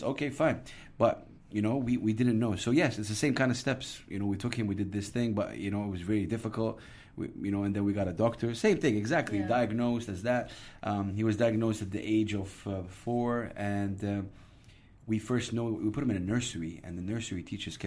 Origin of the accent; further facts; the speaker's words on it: Jeddah, Makkah Province, Saudi Arabia; moved away as an adult; also born or lived in UAE; now in United Arab Emirates; where I am, Jeddah, which is my hometown